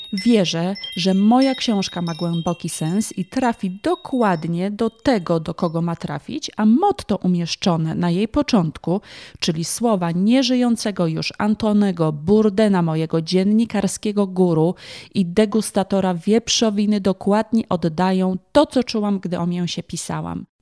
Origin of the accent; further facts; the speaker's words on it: Kraków, Lesser Poland, Poland; pochodzę z Krakowa, więc w tym momencie odnoszę się właśnie do mojego rodzinnego miasta